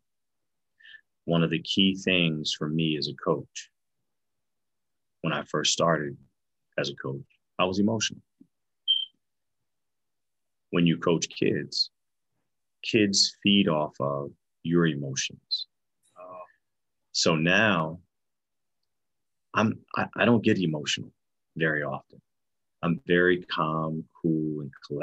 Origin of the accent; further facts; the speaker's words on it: Kennett Square, Pennsylvania, United States; moved away as an adult; also born or lived in Bloomsburg, Pennsylvania / Madison, Wisconsin; I grew up in Kennett Square, Pennsylvania, small town, southeastern Pennsylvania